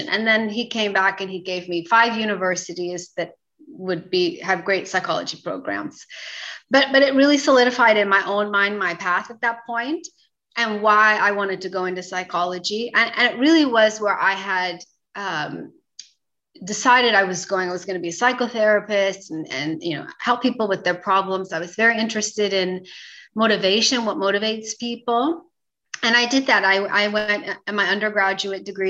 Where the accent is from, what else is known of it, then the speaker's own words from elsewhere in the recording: San Jose, California, United States; moved away as an adult; now in Turkey; I grew up in San Jose, California.